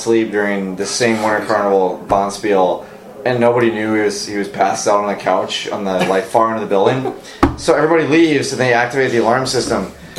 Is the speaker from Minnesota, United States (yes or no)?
yes; Duluth, Minnesota, United States; moved away; Jeff lived about five blocks north of me in Duluth